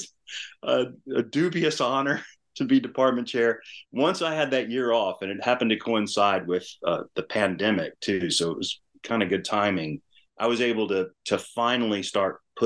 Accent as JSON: {"language": "English", "region": "Louisiana", "country": "United States", "tie": "born or raised there", "also_born_or_lived": "New Mexico", "said": "I grew up in Louisiana"}